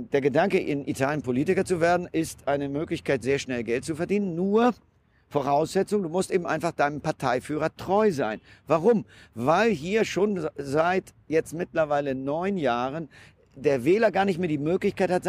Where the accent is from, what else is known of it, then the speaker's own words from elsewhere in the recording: Germany; now in Italy; natürlich als Deutscher versucht man erstmal auch die, die, die schönen Seiten des Landes zu genießen.